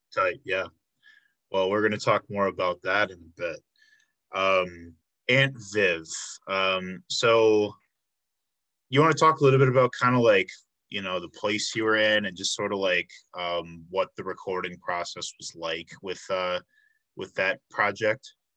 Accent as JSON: {"language": "English", "area": "outside of Chicago", "region": "Illinois", "country": "United States", "tie": "born or raised there", "moved": "as an adult", "lives_now": "Milwaukee, United States", "said": "I grew up outside of Chicago, but um, I've been in Milwaukee for like seven years"}